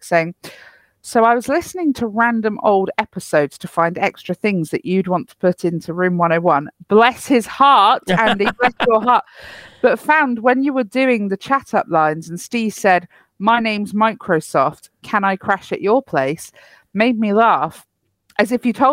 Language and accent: English; Cornwall, South West England, United Kingdom; I'm from Cornwall. I'm technically Cornish. I was born there